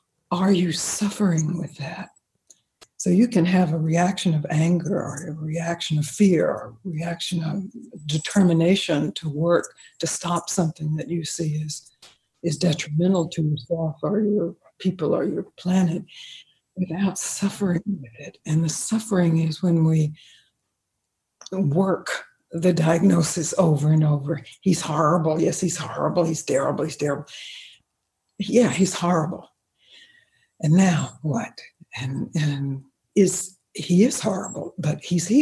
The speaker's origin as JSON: {"language": "English", "region": "Mississippi", "country": "United States", "tie": "born or raised there", "said": "I grew up in the South, in Mississippi."}